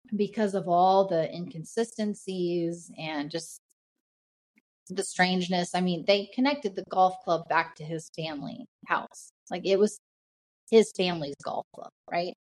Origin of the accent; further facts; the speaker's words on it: near Indianapolis, United States; this one uh isn't too far from my hometown